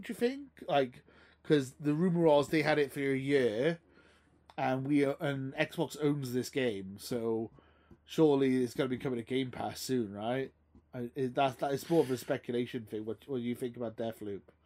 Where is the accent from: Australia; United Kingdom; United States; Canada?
United Kingdom; Welsh, Wales; I'm Welsh, so I, I, I, don't need an accent. I'm Welsh